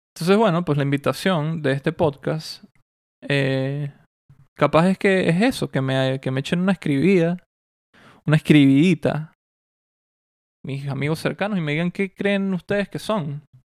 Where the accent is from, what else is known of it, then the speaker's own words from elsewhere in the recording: Mérida, Venezuela; moved away; Mérida, donde yo nací y de donde yo soy, donde viví gran parte de mi vida